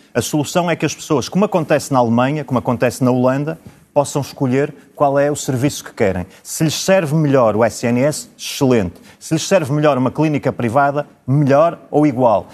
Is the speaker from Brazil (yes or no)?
no; Braga, Norte, Portugal; Eu sou de Braga, concorro aliás pelo Círculo de Braga